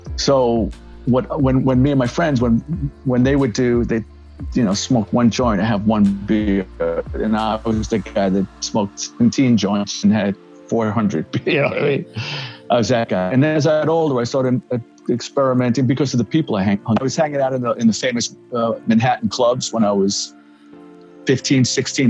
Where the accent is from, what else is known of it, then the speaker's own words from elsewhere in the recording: New York City, New York, United States; I grew up in the Bronx